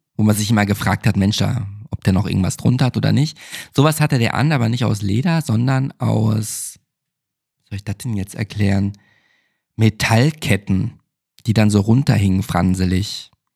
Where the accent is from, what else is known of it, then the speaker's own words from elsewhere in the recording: Germany; now in Berlin, Germany; bei uns in Deutschland